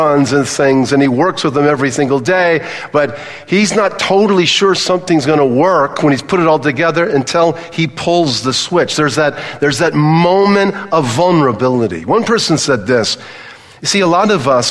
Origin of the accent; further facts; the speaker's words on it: Southern California, United States; I grew up in Southern California